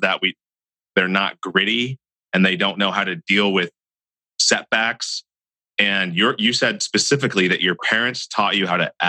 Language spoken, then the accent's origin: English; Hinesville, Georgia, United States; born there; So I'm a Georgia peach as well, you know.